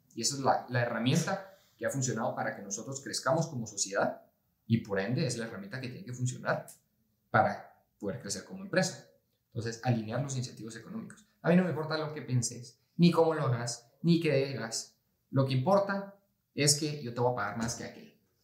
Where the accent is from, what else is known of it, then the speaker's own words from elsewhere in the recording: Guatemala; como guatemaltecos